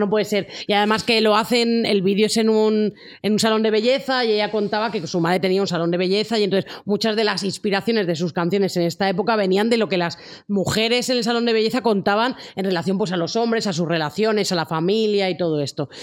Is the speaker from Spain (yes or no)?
yes; Spain; en España nos parece como más raro